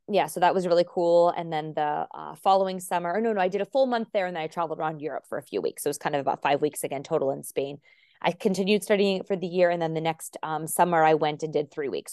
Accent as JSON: {"language": "English", "region": "Arizona", "country": "United States", "tie": "born or raised there", "also_born_or_lived": "Warwick, Rhode Island", "first_language": "English", "moved": "yes", "said": "we lived and grew up in Arizona"}